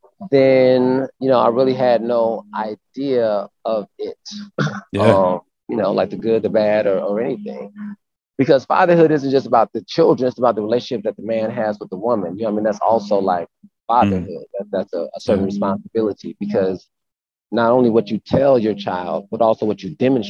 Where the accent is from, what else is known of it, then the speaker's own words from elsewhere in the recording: Milwaukee, Wisconsin, United States; moved away as an adult; also born or lived in south suburbs of Chicago, Illinois; now in Atlanta, United States; We moved to Milwaukee when I was about 8. So I did like middle school and high school in Milwaukee, Wisconsin